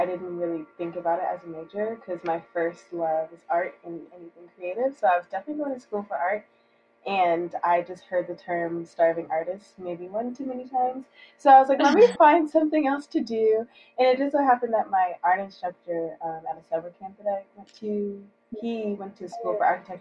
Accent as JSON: {"language": "English", "town": "Atlanta", "region": "Georgia", "country": "United States", "said": "I am from Atlanta, Georgia"}